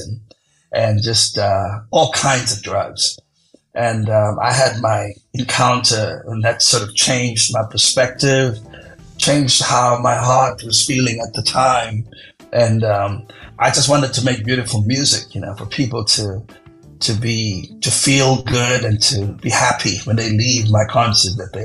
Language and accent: English; South Africa; growing up in South Africa